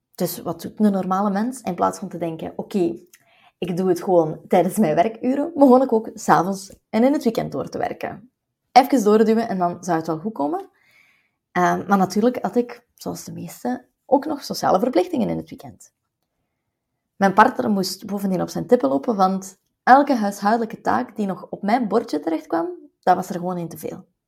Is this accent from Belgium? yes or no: yes; West Flanders, Belgium; als West-Vlaming